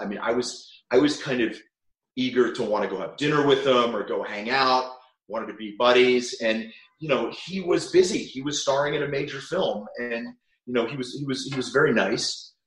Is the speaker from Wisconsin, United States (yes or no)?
no; New Castle, Pennsylvania, United States; moved away as an adult; also born or lived in Cleveland, Ohio; now in Los Angeles, United States; my dad joined our, our family business, which was a chain of retail jewelry stores uh, located we're actually headquartered in Newcastle, Pennsylvania, which is about 45 minutes uh, west of Pittsburgh